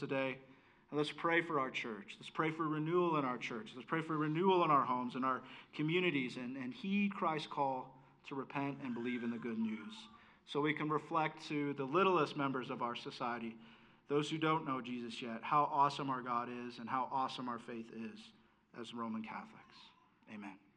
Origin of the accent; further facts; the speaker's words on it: United States; I was able to be an American in this country.